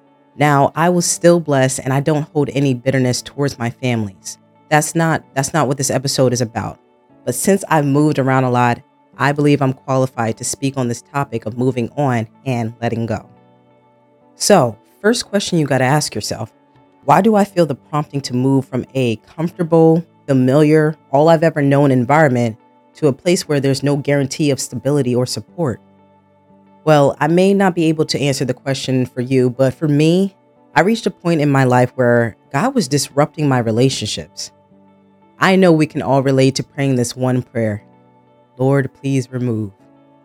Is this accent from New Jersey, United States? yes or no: yes; New Jersey, United States; So yes, born and raised in Jersey. I grew up in a suburban area, so not poor, but not rich either. I moved around a lot in my childhood, some different cities within Jersey and some states 2-3 hours from Jersey.